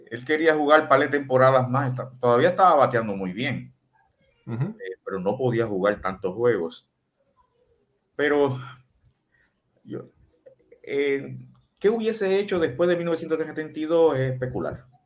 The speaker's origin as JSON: {"language": "Spanish", "country": "Nicaragua", "said": "Como nicaragüense, como yo me hubiese sentido, Dios mío, pero ¿qué es esto? ¿Qué más, qué más puede pasar? Nos pasa este terremoto y ahora Roberto Clemente venía para acá y perdió la vida por nosotros."}